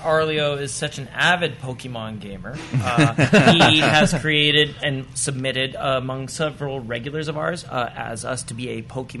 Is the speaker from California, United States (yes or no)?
yes; San Diego, California, United States; I'm from San Diego.